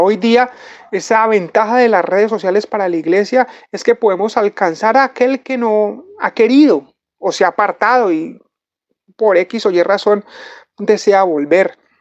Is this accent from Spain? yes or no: no; Colombia; nosotros como latinos y como colombianos